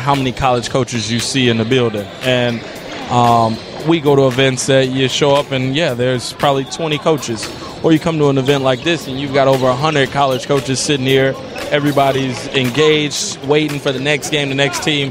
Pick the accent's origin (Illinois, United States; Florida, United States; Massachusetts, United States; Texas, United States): Illinois, United States; Chicago; moved away; I'm from K-Town, Madison and Kildare. I mean, for me personally, I'm from Chicago